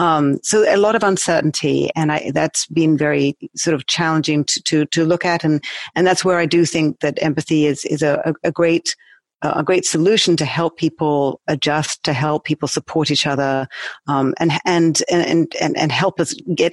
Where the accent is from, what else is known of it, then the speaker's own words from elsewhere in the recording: United Kingdom; now in New York, United States; Yes, I'm a Brit living in New York. I've actually lived all over the world